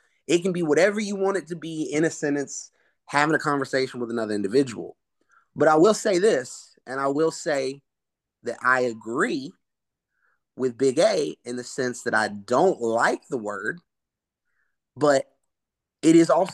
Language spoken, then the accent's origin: English; Rockdale County, DeKalb County, Georgia, United States; I am half white, half Hispanic, but I grew up in Rockdale County, DeKalb County